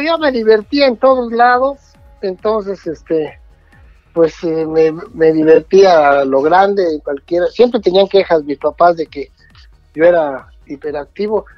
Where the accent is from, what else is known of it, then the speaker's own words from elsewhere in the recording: Mexico City, Mexico; Yo soy de la Ciudad de México. Nací en una, en una colonia que se llama Tacubaya